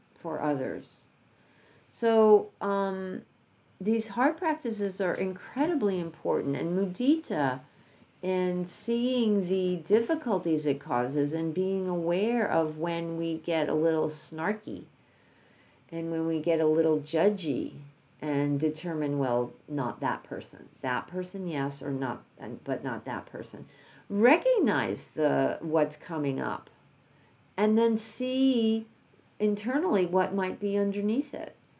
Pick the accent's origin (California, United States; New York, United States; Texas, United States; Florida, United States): New York, United States; I'm from New York